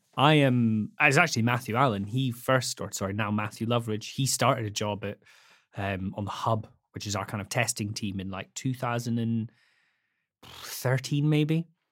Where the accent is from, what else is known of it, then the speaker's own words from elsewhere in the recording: the Highlands, Scotland, United Kingdom; also born or lived in Edinburgh; I grew up first in Edinburgh, but then in Hi-, the Highlands, Scotland for the most part